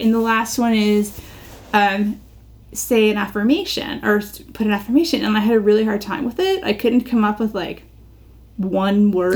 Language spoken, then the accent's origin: English; United States; moved away as an adult; also born or lived in London; being American